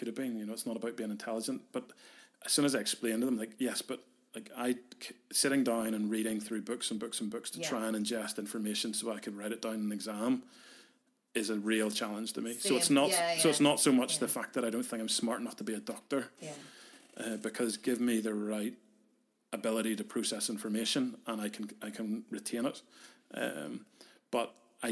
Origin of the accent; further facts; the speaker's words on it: Carrickfergus, Northern Ireland, United Kingdom; also born or lived in Belfast; We were growing up in Carrick